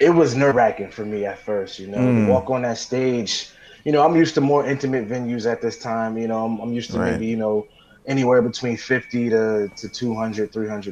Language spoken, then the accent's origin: English; Newark, New Jersey, United States; I'm from Newark, New Jersey